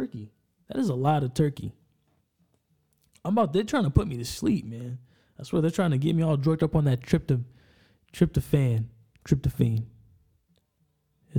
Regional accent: Enumclaw, Washington, United States; I'm from Enumclaw, Washington. We're a little south from Seattle

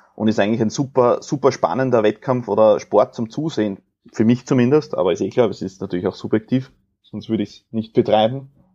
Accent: Austria; bei uns in Österreich

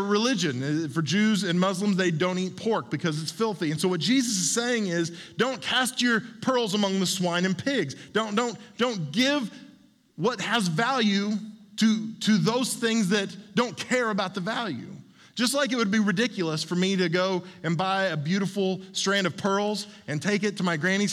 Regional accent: Oklahoma, United States; when I was a kid growing up in Oklahoma

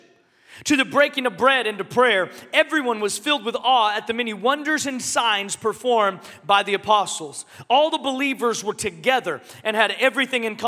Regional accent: Seattle, Washington, United States; moved away; I'm from Seattle originally

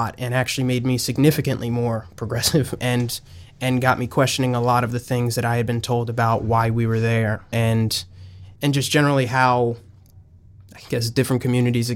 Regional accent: Franklin Township, New Jersey, United States; I'm from New Jersey. And I lived in Franklin Township growing up just outside of New Brunswick

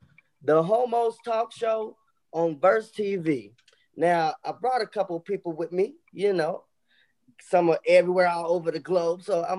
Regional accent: Chicago, Illinois, United States; Y'all know where I'm from

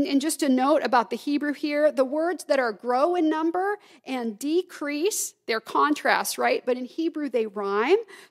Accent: the South, United States; moved away; I can say y'all because I grew up in the South

